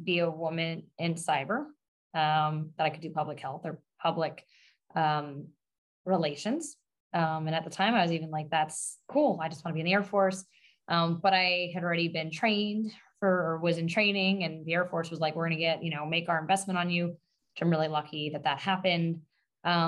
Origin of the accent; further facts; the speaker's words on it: Long Island, New York, United States; I'm born and raised on Long Island in New York